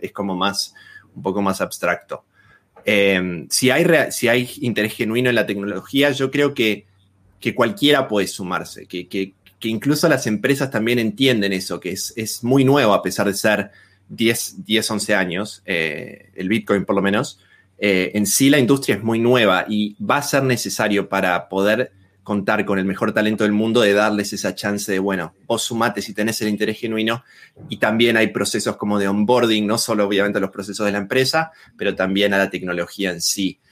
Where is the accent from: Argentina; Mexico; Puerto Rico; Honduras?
Argentina; moved away as an adult; also born or lived in Australia; now in Berlin, Germany; me fui de Argentina, actualmente estoy viviendo en Alemania